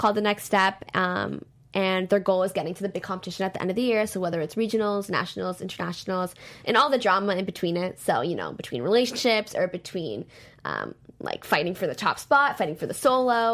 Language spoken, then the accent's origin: English; Toronto, Ontario, Canada; I'm from Toronto